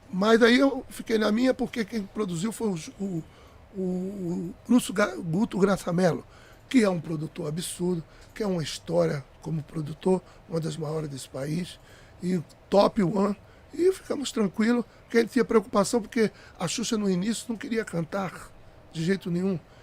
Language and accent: Portuguese; Pernambuco, Brazil; moved away; eu cantava frevo em Pernambuco, eu sou pernambucano